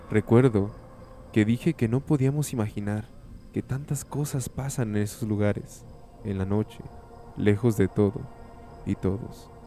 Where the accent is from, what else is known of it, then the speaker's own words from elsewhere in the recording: Piedras Negras, Coahuila, Mexico; soy de Piedras Negras, Coahuila.